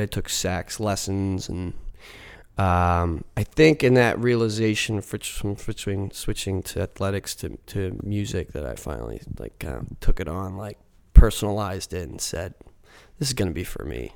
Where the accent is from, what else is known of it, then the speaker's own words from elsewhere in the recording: Mechanicsburg, Pennsylvania, United States; also born or lived in Savannah / Philadelphia; grew up in central Pennsylvania.